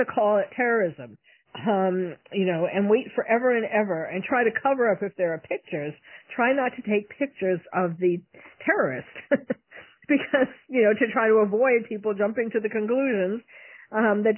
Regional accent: New York City, New York, United States; I was born and bred in New York City

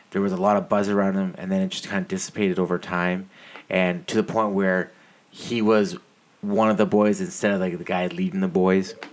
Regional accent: Canada

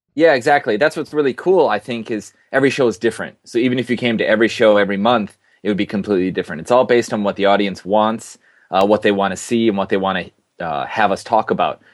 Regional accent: Minnesota, United States; moved away as an adult; also born or lived in Osaka, Japan / Australia / England; now in Tokyo, Japan; I'm from Minnesota

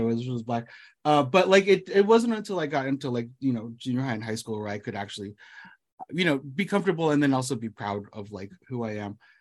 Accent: United States; first language English; I was born here in the States

